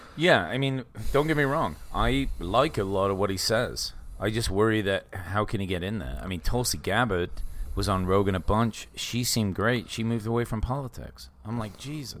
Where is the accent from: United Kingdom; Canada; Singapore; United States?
United Kingdom; England; growing up in England